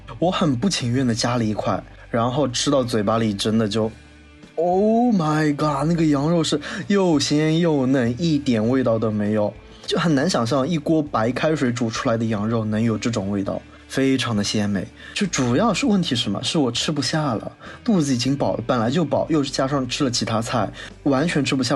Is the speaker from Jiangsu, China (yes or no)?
yes; Wuxi, Jiangsu, China; 我们无锡这边过年呢，家里都会做三样东西，蛋饺、面筋和白夜包